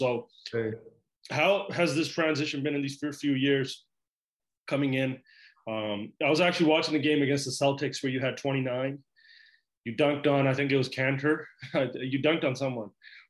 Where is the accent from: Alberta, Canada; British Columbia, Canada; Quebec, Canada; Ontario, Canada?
British Columbia, Canada; Vancouver; and I'm from Vancouver. So Seattle is like our region, you know, Northwest.